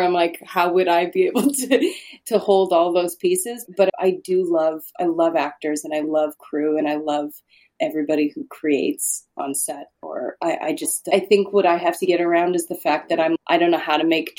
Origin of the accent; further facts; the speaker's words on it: Saskatchewan, Canada; moved away; I grew up in Saskatchewan